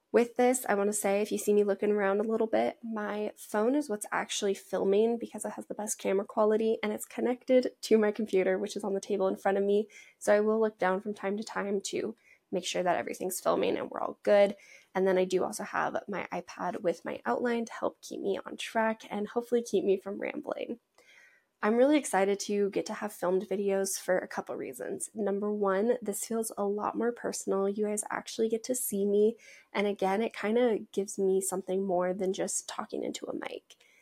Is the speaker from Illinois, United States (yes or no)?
no; Washington, United States; also born or lived in Montana; I grew up in Washington